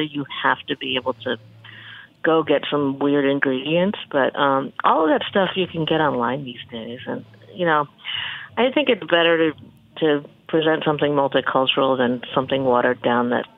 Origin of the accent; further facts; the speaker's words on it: Birmingham, Michigan, United States; I grew up in Birmingham